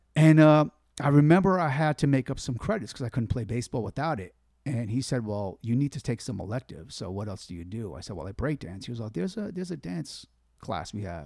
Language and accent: English; New York City, New York, United States; moved away as an adult; also born or lived in Guaynabo, Puerto Rico / Bay Area, California; I grew up in Gravesend, which kind of neighbors Bensonhurst